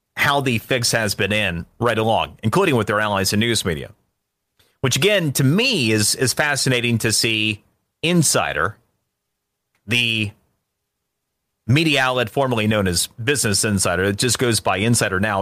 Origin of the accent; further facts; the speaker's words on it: Florida, United States; my home state is Florida